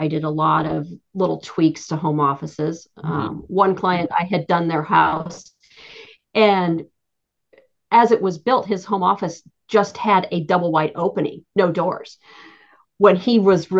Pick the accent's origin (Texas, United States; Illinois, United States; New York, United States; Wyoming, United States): Wyoming, United States; Jackson; now in Scottsdale, United States; I grew up as a skier, obviously, growing up in Jackson Hole.